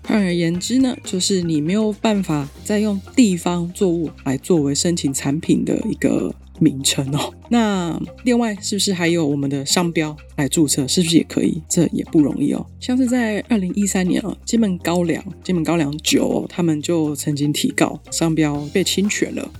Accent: Taiwan

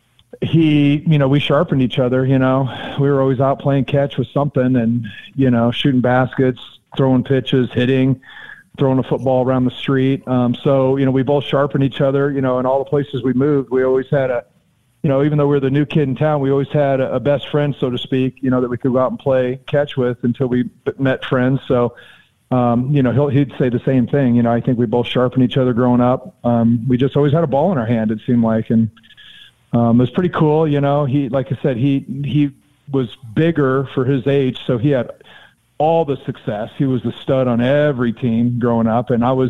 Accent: Arizona, United States; So I was growing up in Arizona, the only baseball I watched were Cubs on WGN and WTBS, the Braves.

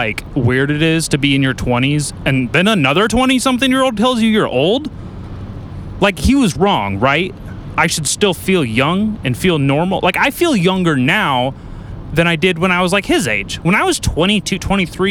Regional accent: Lompoc, California, United States; I'm from Lompoc

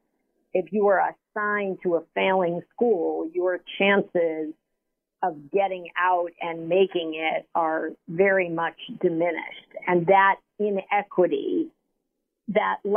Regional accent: New York City, New York, United States; growing up in Harlem, going to District 5 schools

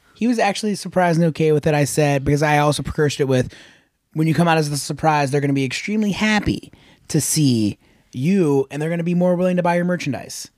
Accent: Akron-Canton area, Ohio, United States; especially in front of my hometown

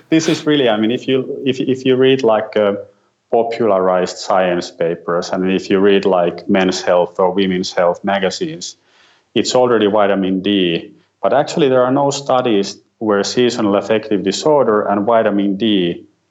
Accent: Finland; I'm … from Finland

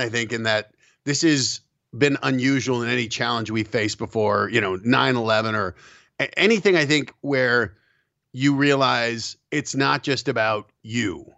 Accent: Colorado, United States; also born or lived in New York; I grew up in Colorado

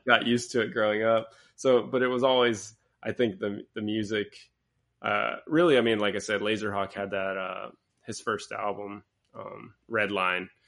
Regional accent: Pensacola, Florida, United States; moved away; I grew up in Pensacola, Florida

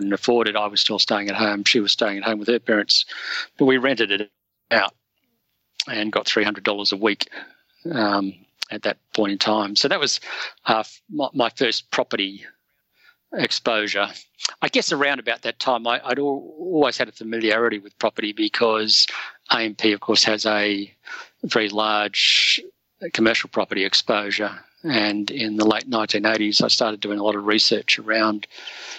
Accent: Sydney, New South Wales, Australia; I grew up in Sydney's Northern Beaches

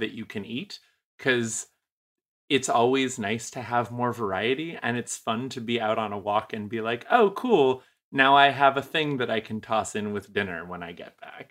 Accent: New England, United States; moved away; I'm originally from New England

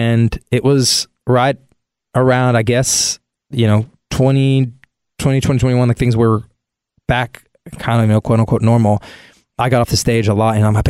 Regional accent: Hendersonville, North Carolina, United States; now in Nashville, United States; grew up in Hendersonville, North Carolina. It's just south of Asheville

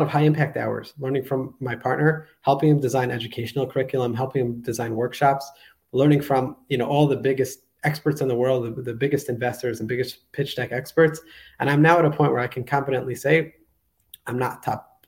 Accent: New York, United States; moved away as an adult; also born or lived in Israel; now in Budapest, Hungary; I was born and raised in New York, moved later in my life to Israel

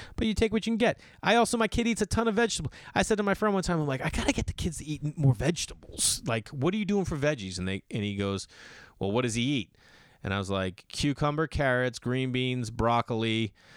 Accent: Boston, Massachusetts, United States; moved away; Boston, Massachusetts, my hometown.

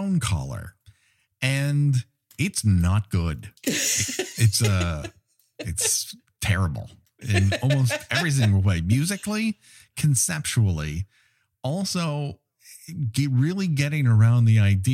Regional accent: Los Angeles, California, United States; my hometown here in Los Angeles

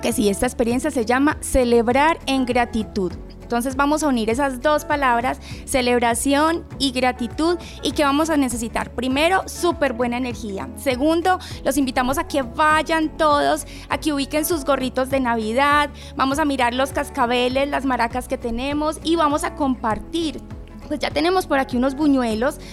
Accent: Colombia; es algo que nos caracteriza como colombianos

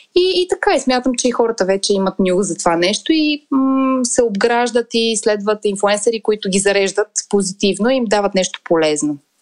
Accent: Montana, Montana Province, Bulgaria; moved away; в моя роден град му. Монтана

